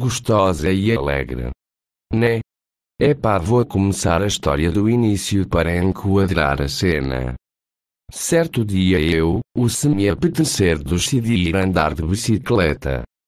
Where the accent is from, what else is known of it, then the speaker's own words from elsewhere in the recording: Portugal; Como sou português, escolhi uma voz mais portuguesa